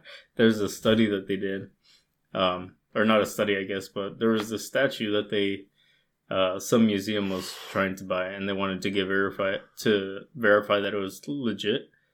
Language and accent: English; United States; my family was like the only Mexican family in the states.